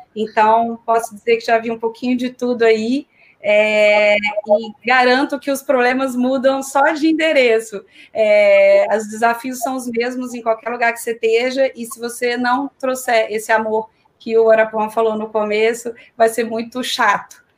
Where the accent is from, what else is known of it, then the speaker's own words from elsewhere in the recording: Belo Horizonte, Minas Gerais, Brazil; moved away as an adult; also born or lived in São Paulo; now in Rio de Janeiro, Brazil; comecei a minha carreira em Belo Horizonte, de onde eu sou